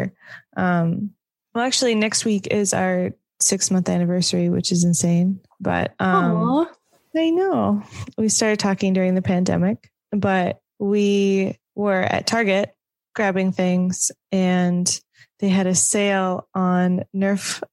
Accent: Iowa, United States; now in Minnesota, United States; I grew up in Iowa, came to Minnesota and visit Wisconsin often.

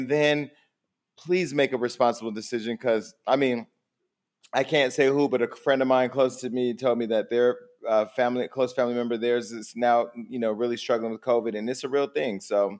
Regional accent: Stockton, California, United States; now in Los Angeles, United States; Because I'm from Northern California, a little rough city called Stockton.

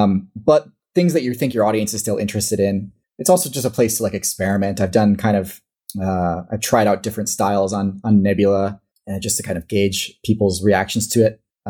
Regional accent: Midwest, United States; accent: Midwestern; at least how I would read it in English in my Midwestern accent.

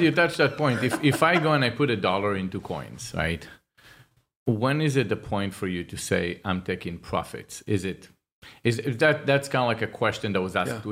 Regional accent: Israel; now in United States; I'm from Israel

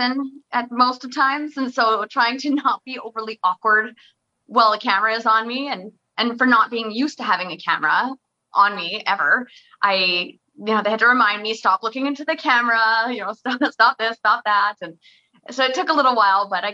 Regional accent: Oliver, British Columbia, Canada; moved away; I loved growing up in Oliver and my family's all still down there

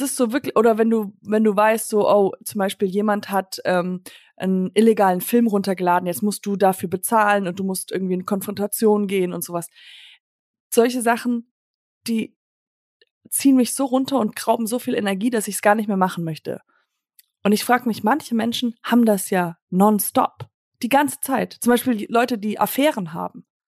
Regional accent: United States; moved away; Ich bin äh, in Amerika halt aufgewachsen

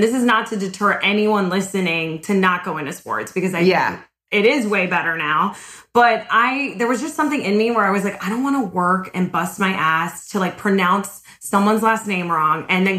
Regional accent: South Florida, United States; I'm from South Florida.

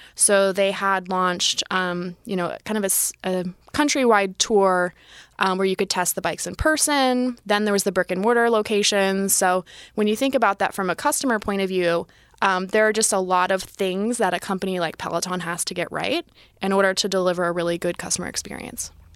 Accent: Youngstown, Ohio, United States; moved away as an adult; also born or lived in Sydney, Australia; I grew up in Northeast Ohio, Youngstown, middle of nowhere

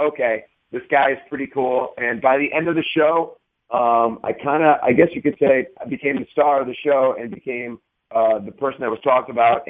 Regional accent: Parma, Ohio, United States; a kid growing up in Parma, Ohio

